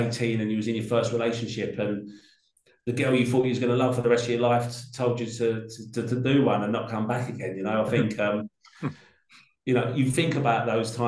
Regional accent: London, United Kingdom; I grew up in Peckham in South London

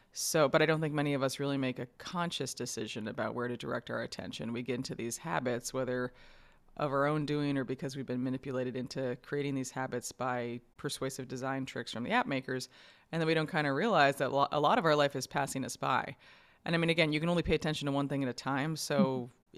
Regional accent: New York, United States; I grew up in New York

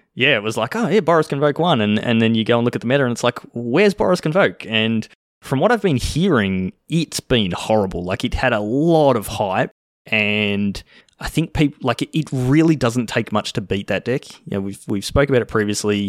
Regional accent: Australia; accent: Australian; I'm speaking Australian

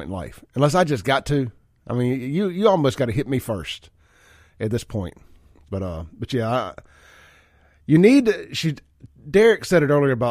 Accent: Jackson, Mississippi, United States; growing up in South Jackson, going to CC's Pizza on McDowell Road

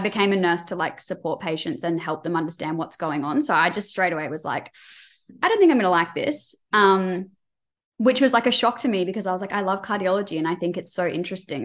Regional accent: Queensland, Australia; I'm from Queensland

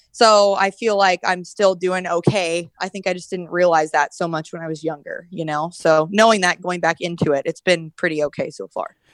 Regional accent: Red Bluff, California, United States; I'm from Red Bluff, California. So like right by Redding

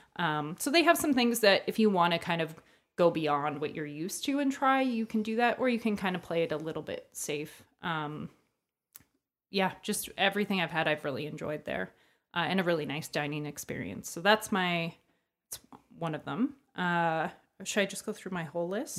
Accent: Hamilton, Ontario, Canada; from Hamilton

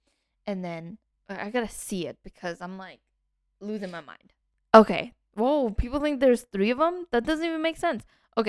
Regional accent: Canada; We're Canadian and we don't even...

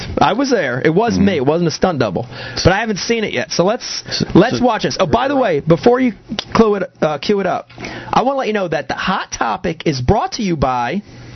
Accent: Northeast, United States; That's just the nature, you know, of, I think, growing up in the Northeast.

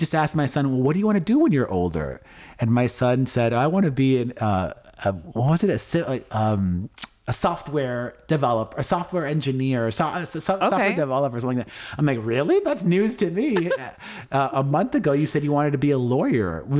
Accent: Miami, Florida, United States; now in Las Vegas, United States; I grew up in Miami understanding that to be a Latino, to be Cuban

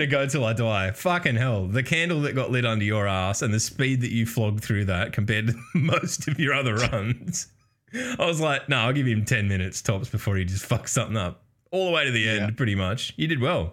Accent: Australia; we're from the future, obviously, uh, being Australian.

